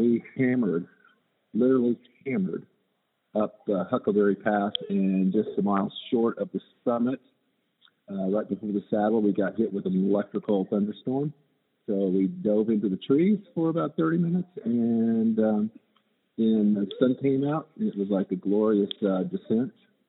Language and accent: English; Edmond, Oklahoma, United States; me and Bobby Snyder from Edmond, Oklahoma, which is also my hometown.